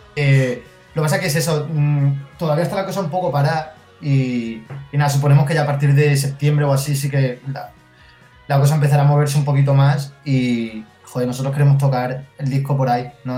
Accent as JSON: {"language": "Spanish", "town": "Mérida", "region": "Extremadura", "country": "Spain", "tie": "born or raised there", "moved": "yes", "lives_now": "Madrid, Spain", "said": "Yo soy de Mérida"}